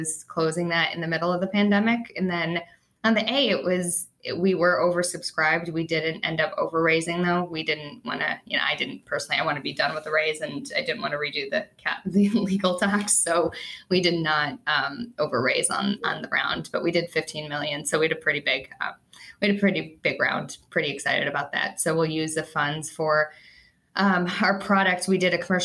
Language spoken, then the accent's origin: English; Chicago, Illinois, United States; I'm a Chicagoan